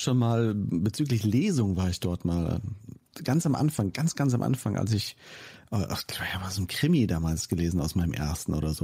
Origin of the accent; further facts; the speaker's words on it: towards Fulda, East Hesse, Germany; moved away; in meine alte Heimat geführt, ne? Nach, nach Osthessen Richtung Fulda